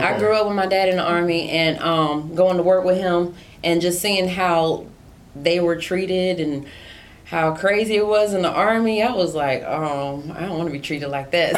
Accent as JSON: {"language": "English", "town": "New York City", "region": "New York", "country": "United States", "tie": "born or raised there", "also_born_or_lived": "South Carolina / Houston, Texas", "moved": "yes", "lives_now": "California, United States", "said": "So I was born in Brooklyn, and my family was born in Brooklyn, New York, like all Kings County Hospital"}